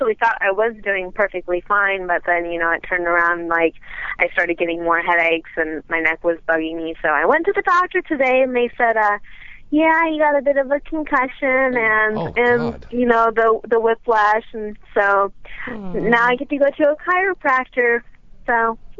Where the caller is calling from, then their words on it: Chatsworth, California, United States; Chatsworth, California.